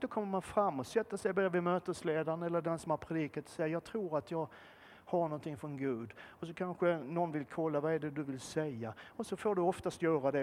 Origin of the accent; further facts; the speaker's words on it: Malmö, Skåne, Sweden; född och uppvuxen i centrala Malmö